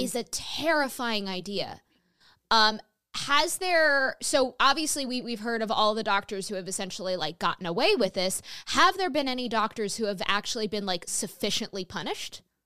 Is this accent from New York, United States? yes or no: yes; New York, United States; my home state of New York